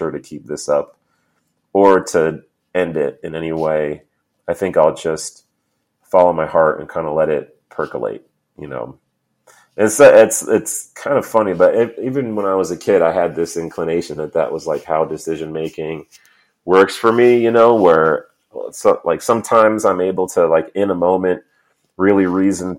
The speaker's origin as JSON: {"language": "English", "region": "New York", "country": "United States", "tie": "born or raised there", "also_born_or_lived": "Missouri", "moved": "yes", "lives_now": "San Diego, United States", "said": "Most of my formative years, I grew up in New York"}